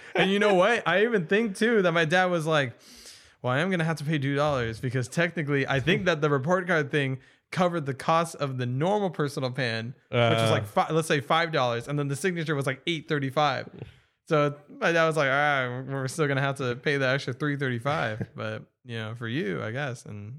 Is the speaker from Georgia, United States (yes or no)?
no; California, United States; I grew up in Orange County.